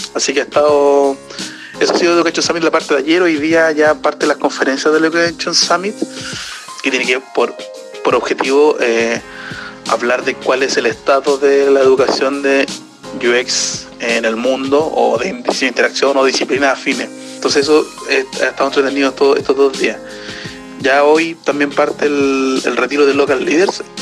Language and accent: Spanish; Chile